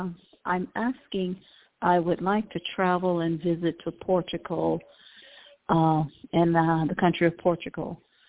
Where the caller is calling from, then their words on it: Cleveland, Ohio, United States; Calling from Cleveland, Ohio.